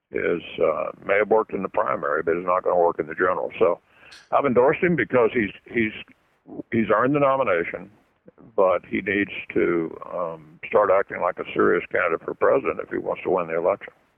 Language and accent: English; Louisville, Kentucky, United States; my hometown of Louisville